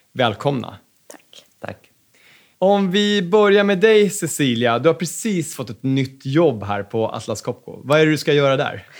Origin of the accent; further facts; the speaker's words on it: Sweden; Som svensk företagare